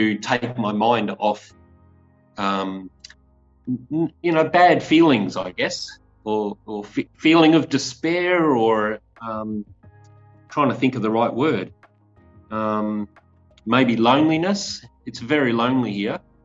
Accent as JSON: {"language": "English", "country": "Australia", "moved": "yes", "lives_now": "Slovakia", "said": "we used to play backyard cricket in Australia."}